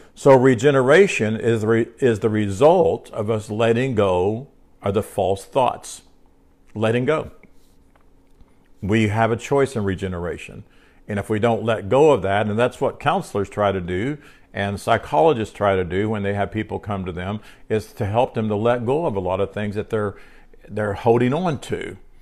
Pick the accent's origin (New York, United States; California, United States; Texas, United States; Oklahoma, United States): Oklahoma, United States; Oklahoma City; I'm an Oklahoma City, uh, Oklahoman. I could say I'm a Oklahoman